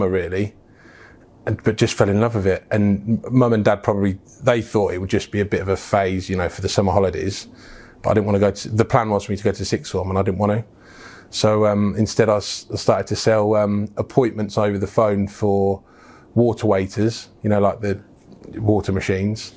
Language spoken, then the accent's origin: English; Wellingborough, East Midlands, United Kingdom; also born or lived in Birkenhead / Bromborough / Liverpool; Wellingborough is my hometown